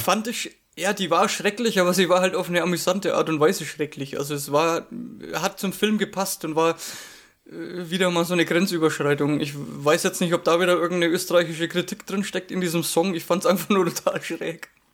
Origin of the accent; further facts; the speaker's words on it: Franconia, Bavaria, Germany; accent: Franconian; als Franke dürfte ich ja das R nicht unterschlagen